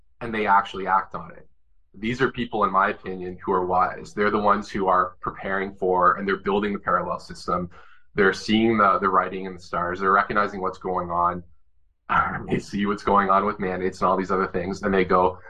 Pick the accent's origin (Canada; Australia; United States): Canada; for me as a Canadian